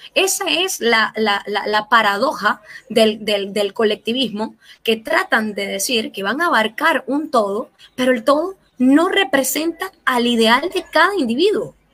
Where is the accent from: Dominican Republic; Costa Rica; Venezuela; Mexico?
Venezuela; now in Chile; como venezolano